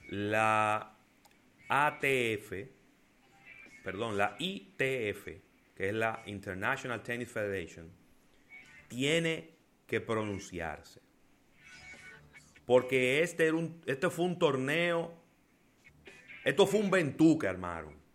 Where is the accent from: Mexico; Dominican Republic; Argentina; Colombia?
Dominican Republic; los héroes son los médicos y también somos los dominicanos